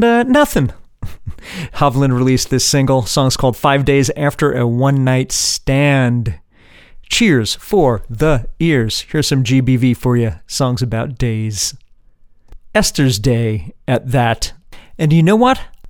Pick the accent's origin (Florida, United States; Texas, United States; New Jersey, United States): New Jersey, United States; from my hometown, from my home state, New Jersey